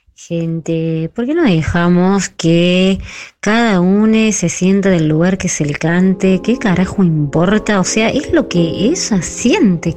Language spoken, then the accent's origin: Spanish; Colombia; now in Argentina; yo soy colombiana